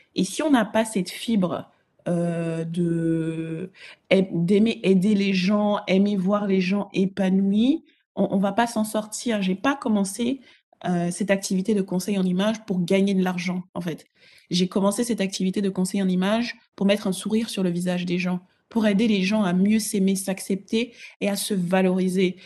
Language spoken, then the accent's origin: French; Togo; also born or lived in Ghana; now in Paris, France; Mes deux parents sont ghanéens et ils ont migré au Togo, donc je suis togolaise également